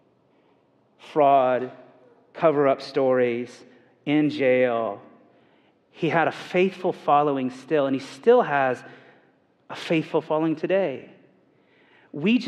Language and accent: English; Indiana, United States; I'm from Indiana